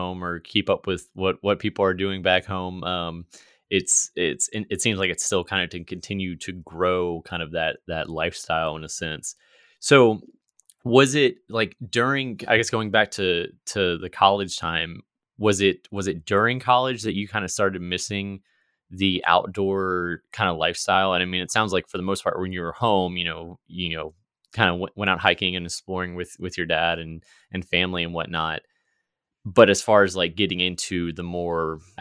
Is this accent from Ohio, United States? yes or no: no; Lancaster, Virginia, United States; now in Richmond, United States; I grew up in Lancaster, Virginia, which is right on the Rappahannock River